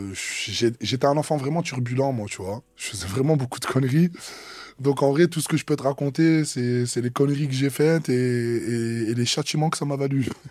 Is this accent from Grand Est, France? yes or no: no; Marseille, Provence-Alpes-Côte d'Azur, France; also born or lived in Metz; Je viens de Marseille, mais je suis né à Metz en 96 et en gros, il y a toute ma famille là-bas. Mais moi, je suis complètement marseillais